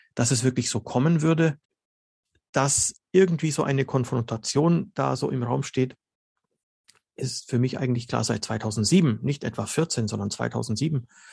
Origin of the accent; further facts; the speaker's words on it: Germany; first language Slovene; German is a second language; slowenisch ist meine Muttersprache und bin aber in Deutschland geboren und ähm, wie sagt man da so schön, Kultusbürokratie würde man sagen, ich bin ein Bildungsinländer auf Deutschland bezogen, ja, aber ich habe meine ganze Schullaufbahn in Deutschland absolviert